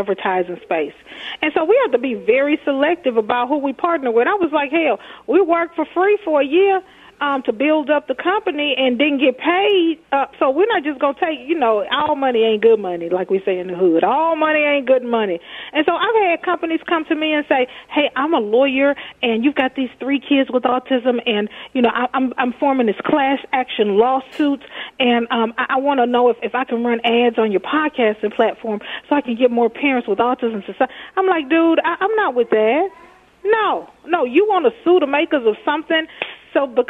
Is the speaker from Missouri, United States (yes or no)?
no; Texas, United States; now in Minnesota, United States; I'm from Texas.